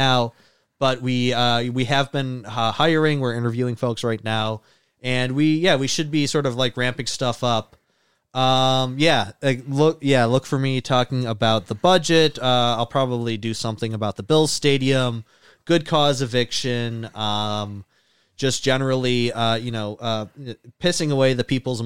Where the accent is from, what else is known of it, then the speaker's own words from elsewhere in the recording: East Aurora, New York, United States; growing up in East Aurora